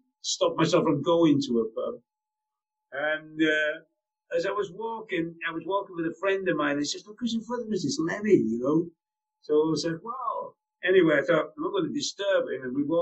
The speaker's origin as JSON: {"language": "English", "region": "North Wales", "country": "United Kingdom", "also_born_or_lived": "Peterborough", "moved": "yes", "said": "being Welsh"}